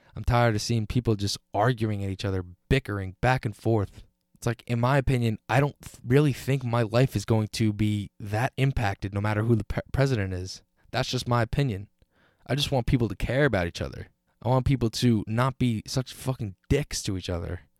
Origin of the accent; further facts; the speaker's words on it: United States; being an American